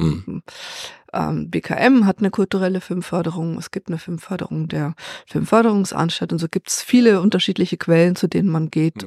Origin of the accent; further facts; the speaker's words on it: Allgäu, Germany; wir sind nämlich beide Allgäuer